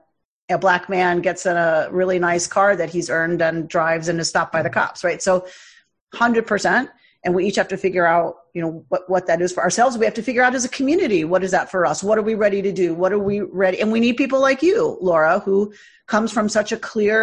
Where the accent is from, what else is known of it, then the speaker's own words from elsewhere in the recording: United States; as Jews, as white American Jews